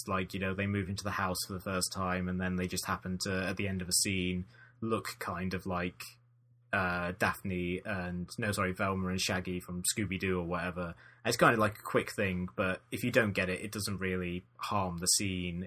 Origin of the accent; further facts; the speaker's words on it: United Kingdom; being British